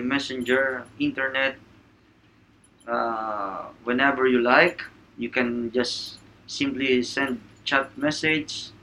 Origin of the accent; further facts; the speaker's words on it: Manila, Metro Manila, Philippines; I'm from Manila, Philippines